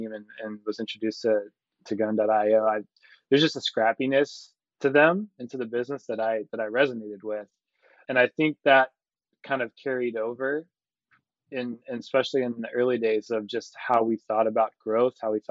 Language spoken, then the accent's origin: English; Midwest, United States; moved away as an adult; also born or lived in Kansas City / St. Louis / Central Illinois; now in Nashville, United States; born and raised in the Midwest. I've lived all over Kansas City, St. Louis, Central Illinois, but call Nashville home today.